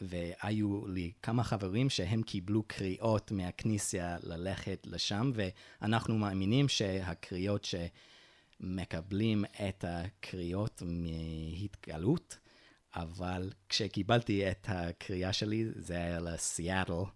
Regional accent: Utah, United States; Hebrew is a second language; moved away; הם הגיעו ליוטה, וביוטה נולדתי, נולדתי כמורמוני, וכן, גדלתי בדת של ההורים שלי

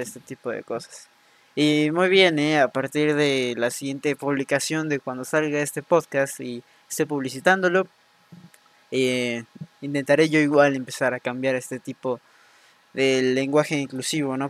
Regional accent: Mexico; llevamos como mexicanos, mexicanas

